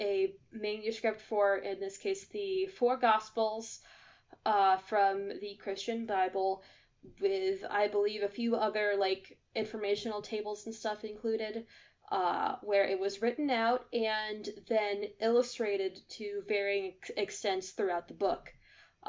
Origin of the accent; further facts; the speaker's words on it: United States; I am American.